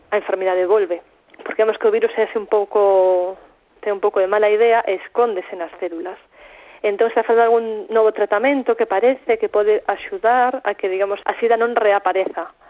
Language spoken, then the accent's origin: Galician; Santiago de Compostela, Galicia, Spain